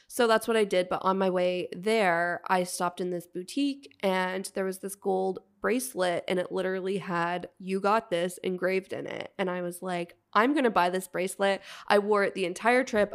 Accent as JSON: {"language": "English", "area": "outside of Toronto", "region": "Ontario", "country": "Canada", "tie": "born or raised there", "said": "the little white town I grew up"}